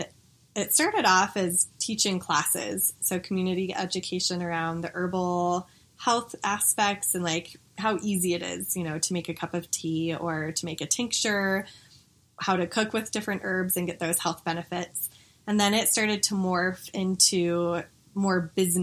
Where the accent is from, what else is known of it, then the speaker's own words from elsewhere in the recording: Denver, Colorado, United States; I grew up here in Denver